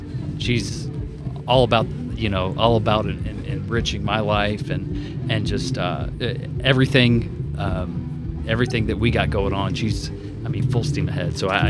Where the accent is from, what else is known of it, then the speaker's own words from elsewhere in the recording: Kentucky, United States; moved away as an adult; now in Minnesota, United States; I'm from Kentucky